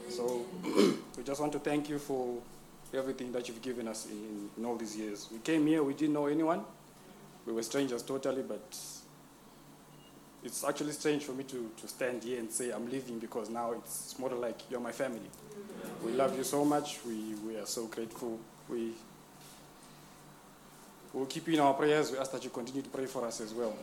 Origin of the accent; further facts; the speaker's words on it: Zimbabwe; moved away as an adult; I'm from Zimbabwe.